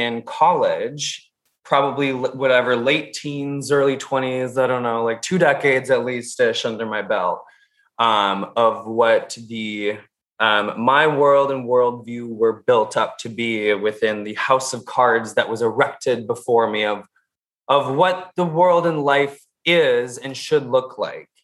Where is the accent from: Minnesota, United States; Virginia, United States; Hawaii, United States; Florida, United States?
Minnesota, United States; I'm from the Midwest. I am born and raised Minnesotan.